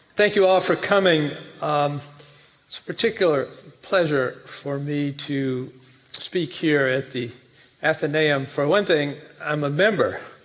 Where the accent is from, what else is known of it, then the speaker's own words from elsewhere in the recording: Jackson, Tennessee, United States; moved away; I'm not from Memphis. I'm from a city about 80 miles northeast of Memphis, uh, Jackson, Tennessee